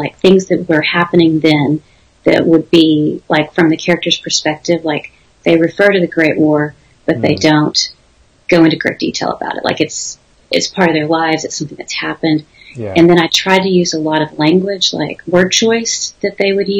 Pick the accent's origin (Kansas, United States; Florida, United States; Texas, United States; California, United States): Texas, United States; I grew up in Texas